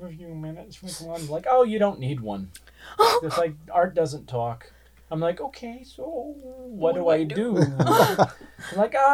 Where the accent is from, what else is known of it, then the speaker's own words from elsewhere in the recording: the South, United States; growing up in the South